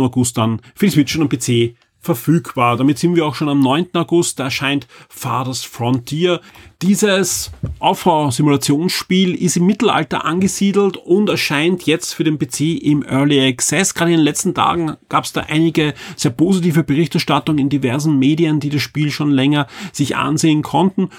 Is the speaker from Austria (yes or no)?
yes; Austria; bei uns in Österreich